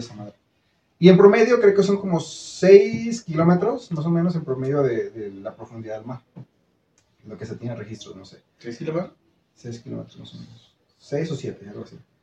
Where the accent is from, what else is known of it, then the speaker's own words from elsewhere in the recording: Mexico; nosotros como mexicanos